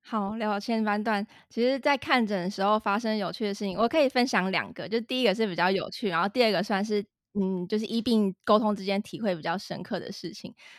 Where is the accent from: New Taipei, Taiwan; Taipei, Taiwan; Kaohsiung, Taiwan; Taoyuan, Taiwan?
Taoyuan, Taiwan; Zhongli; 我跟Bill都是算是在 桃园土生土长的